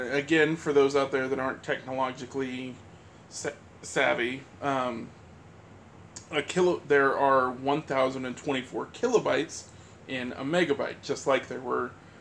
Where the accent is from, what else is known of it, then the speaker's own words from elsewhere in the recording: United States; as an American